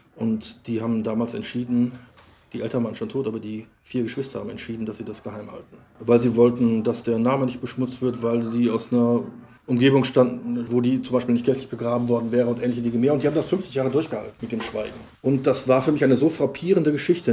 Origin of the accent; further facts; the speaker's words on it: Lippstadt, North Rhine-Westphalia, Germany; moved away; also born or lived in Cologne; nun ist ja Lippstadt, Nolens-Wohlens mein Geburtsort und der Ort, in dem ich aufgewachsen bin